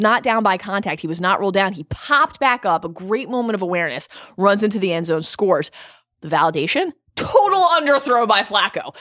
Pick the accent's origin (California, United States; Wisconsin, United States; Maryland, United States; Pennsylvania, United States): Maryland, United States; Baltimore; A truly wonderful show about my hometown